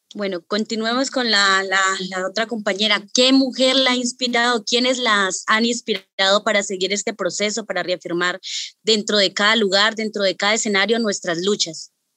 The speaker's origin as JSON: {"language": "Spanish", "region": "northern Cauca", "country": "Colombia", "said": "mujer NASA del norte del departamento del Cauca"}